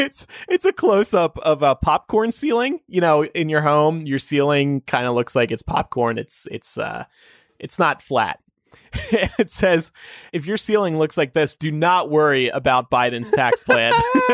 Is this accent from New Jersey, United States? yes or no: yes; New Jersey, United States; New Jersey, my home state.